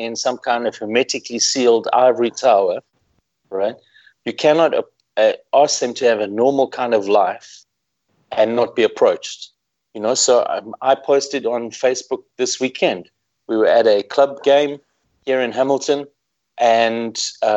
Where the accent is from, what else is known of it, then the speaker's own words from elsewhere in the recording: South Africa; being the South African